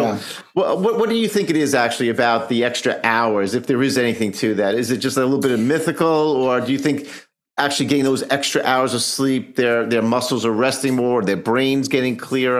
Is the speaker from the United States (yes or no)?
yes; New York, United States; I'm a New Yorker.